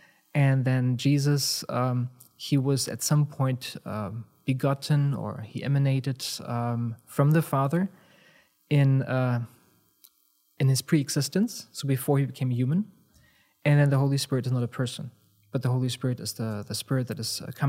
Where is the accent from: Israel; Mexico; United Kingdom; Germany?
Germany; where I'm from Germany, in the early 1990s, there were a number of things that kind of happened